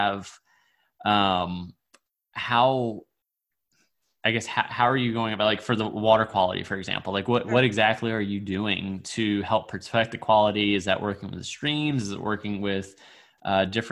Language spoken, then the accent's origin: English; Virginia, United States; I'm from Virginia